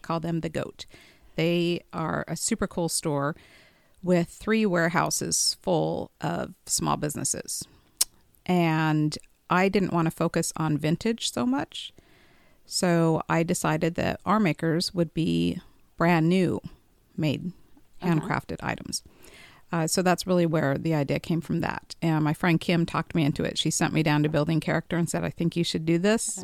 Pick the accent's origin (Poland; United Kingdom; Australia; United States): United States; Boise, Idaho; moved away as an adult; also born or lived in Las Vegas, Nevada; now in Elizabethtown, United States; I'm originally from Boise, Idaho